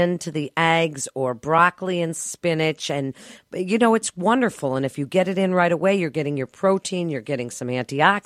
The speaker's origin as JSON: {"language": "English", "town": "Chicago", "region": "Illinois", "country": "United States", "said": "we're from Chicago"}